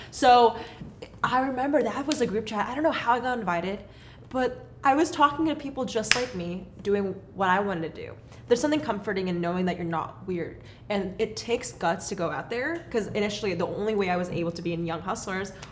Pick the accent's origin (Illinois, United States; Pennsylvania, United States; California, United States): California, United States; Los Angeles; born there; also born or lived in Texas; now in Portland, United States; Well, I was born in Los Angeles.